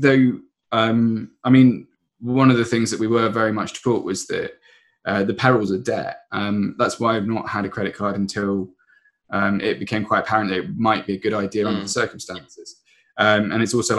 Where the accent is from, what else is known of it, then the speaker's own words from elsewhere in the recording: Surrey, South East England, United Kingdom; I come from, I come from Surrey, and my parents have always been very, very careful with money